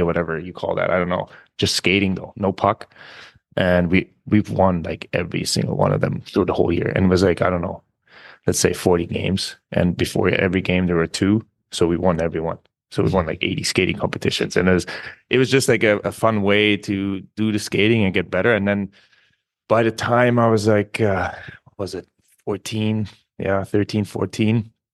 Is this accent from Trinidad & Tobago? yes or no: no; small village near Munich, Bavaria, Germany; English is a second language; moved away as an adult; also born or lived in North America; I was born in Munich, obviously, but, uh, I'm from a very, very small village, like, where there's, like, fifteen hundred people, maybe. And just growing up there